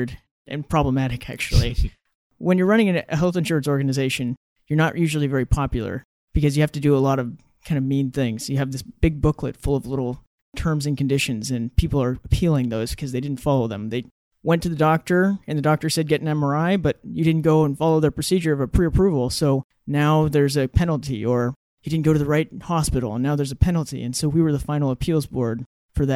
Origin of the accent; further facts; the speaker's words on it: Ketchikan, Alaska, United States; moved away as an adult; also born or lived in Oregon; So I grew up in Ketchikan, Alaska, known for being the rainiest city in the country